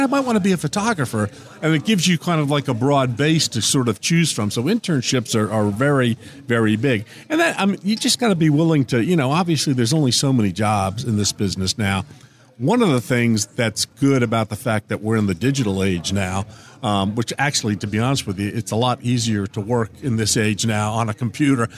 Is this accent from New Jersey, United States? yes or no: yes; northern New Jersey, United States; moved away; I grew up just outside New York City in northern Jersey